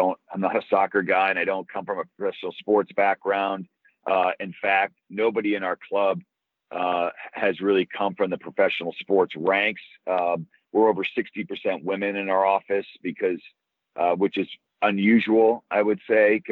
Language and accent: English; Boston, Massachusetts, United States; moved away as an adult; also born or lived in London, England; now in New Mexico, United States; I grew up in Boston